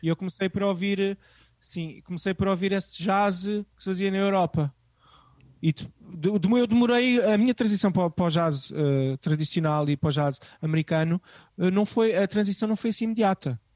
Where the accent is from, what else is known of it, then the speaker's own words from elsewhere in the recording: Amadora, Lisbon, Portugal; nos subúrbios de Lisboa onde eu cresci, eh, na Amadora e em Benfica